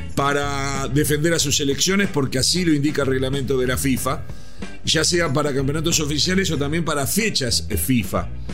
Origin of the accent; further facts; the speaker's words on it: Uruguay; como uruguayo